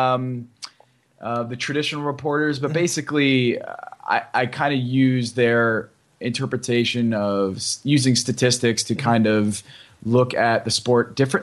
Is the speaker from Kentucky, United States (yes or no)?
no; Connecticut, United States; moved away as an adult; now in Miami Beach, United States; I'm from Connecticut, and I grew up there.